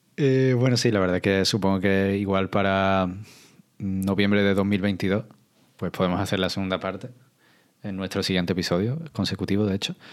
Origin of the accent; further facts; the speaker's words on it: Andalusia, Spain; como andaluz